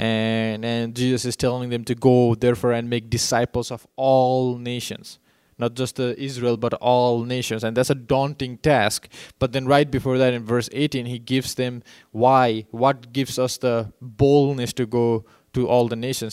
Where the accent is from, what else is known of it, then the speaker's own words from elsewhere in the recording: Nepal; moved away; I grew up in Nepal